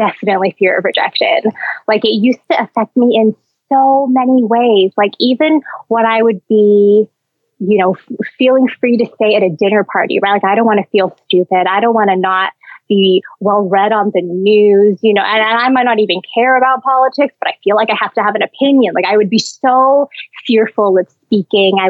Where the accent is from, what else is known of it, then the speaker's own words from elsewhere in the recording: Canada; now in Hong Kong; I'm not a citizen, so I'm Canadian